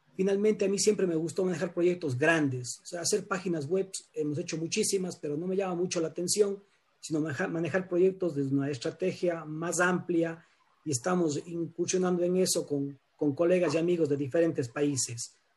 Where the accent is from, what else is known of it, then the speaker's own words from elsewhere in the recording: Cuenca, Azuay, Ecuador; soy de Ecuador, de la ciudad de Cuenca